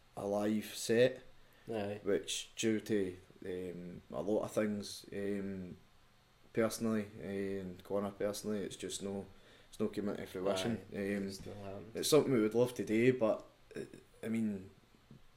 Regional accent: Scotland, United Kingdom; accent: Scottish; I was going Scottish accent to this kind of, I would say diluted accent.

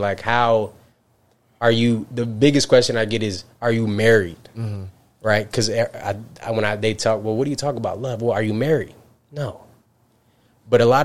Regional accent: Albany, New York, United States; I'm upstate New York, right? Albany

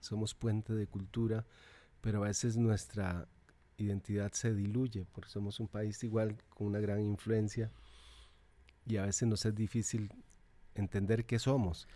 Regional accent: Naranjo, Alajuela, Costa Rica; also born or lived in Zarcero; en realidad soy de Naranjo, Llano Bonito, que es el pueblo donde nací, pertenece al cantón de Naranjo, pero queda más cerca de Zarcero, de Naranjo. Queda 20 kilómetros de Naranjo y 5 de Zarcero. Por lo tanto, fui al colegio de Zarcero.

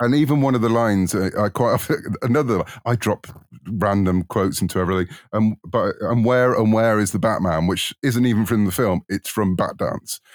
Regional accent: United Kingdom; you might tell from my accent, I'm in the U K

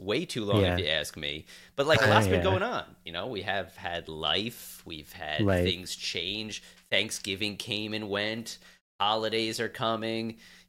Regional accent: Long Island, New York, United States; And I was born on Long Island.

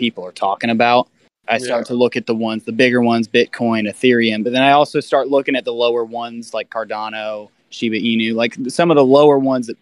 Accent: Tennessee, United States; also born or lived in College Station, Texas; now in Brentwood, United States; grew up in Tennessee as well, played middle school with Ethan

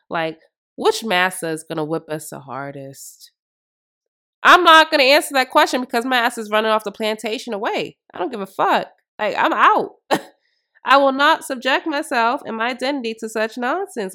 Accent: United States; I'm black American, straight through and through my ancestors built this fucking country.

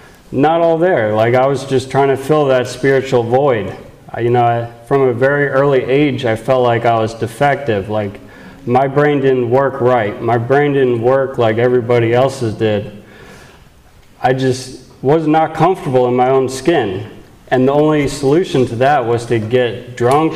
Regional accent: Pennsylvania, United States; moved away as an adult; now in California, United States; I'm from Pennsylvania

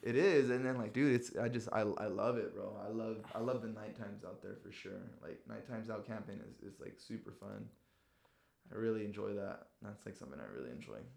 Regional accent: San Diego, California, United States; we're from San Diego

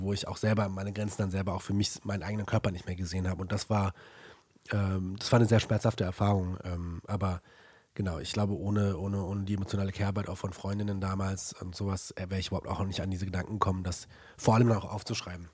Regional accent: Germany; ich bin in Deutschland aufgewachsen

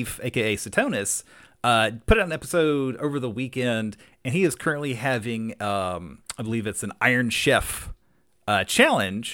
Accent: South Carolina, United States; we're from South Carolina

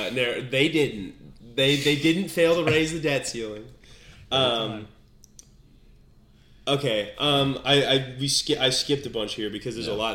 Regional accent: Midwest, United States; we're from the Midwest-ish.

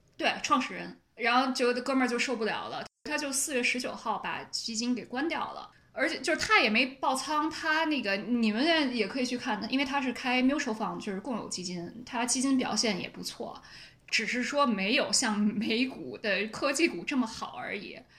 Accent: Beijing, China; accent: Beijing accent; 我有北京腔

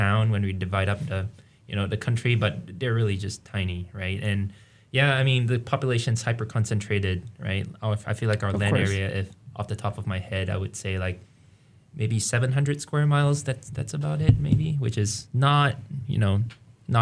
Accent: Singapore; moved away as an adult; now in Fairbanks, United States; I am originally from Singapore, and that's where I was born and raised

